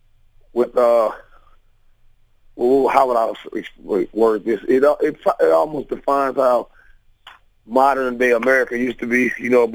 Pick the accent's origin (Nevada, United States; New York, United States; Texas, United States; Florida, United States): Florida, United States; Boynton Beach; now in Vancouver, Canada; I'm from Palm Beach County, Florida, which is a city called Boynton Beach